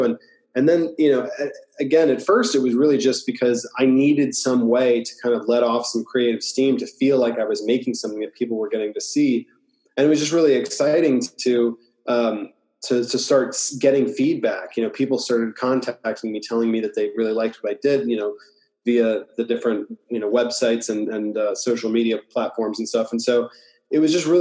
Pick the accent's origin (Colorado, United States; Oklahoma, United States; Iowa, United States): Iowa, United States; moved away as an adult; also born or lived in New York; now in Los Angeles, United States; I grew up in Iowa